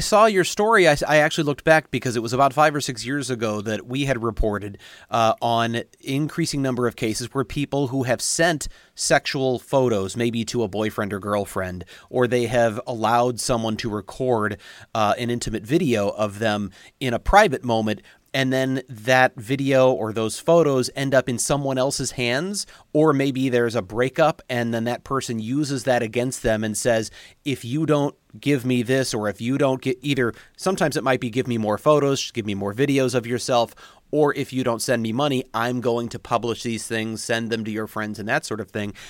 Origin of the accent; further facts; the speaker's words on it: St. Louis, Missouri, United States; moved away; also born or lived in Kansas City; I'm from Saint Louis, so I was a Saint Louis football fan growing up